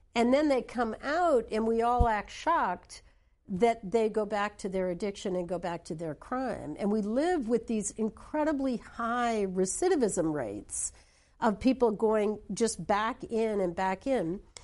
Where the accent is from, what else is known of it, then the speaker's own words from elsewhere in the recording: New Hampshire, United States; I come from New Hampshire